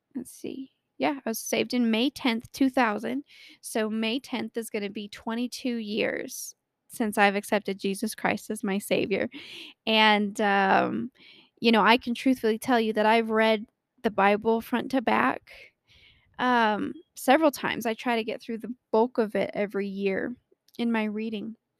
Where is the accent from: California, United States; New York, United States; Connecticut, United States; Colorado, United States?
Colorado, United States; born or raised there